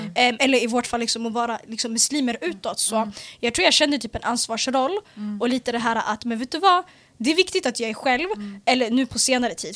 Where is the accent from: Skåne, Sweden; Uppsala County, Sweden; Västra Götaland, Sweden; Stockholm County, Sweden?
Stockholm County, Sweden; Stockholm; also born or lived in Bredäng / Eritrea (ancestry); född och uppvuxen i södra Stockholm, i Hagsätra och Bredäng